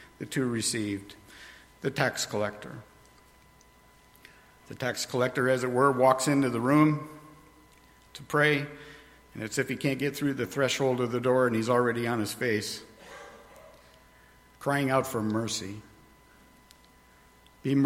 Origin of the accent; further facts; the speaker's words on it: New York, United States; where I grew up in New York